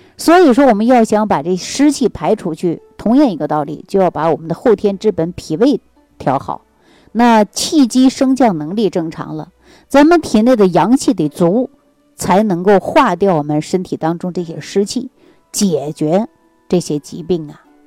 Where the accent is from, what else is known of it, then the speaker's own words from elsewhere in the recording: Jilin, China; now in Xi'an, China; 我老家是在吉林的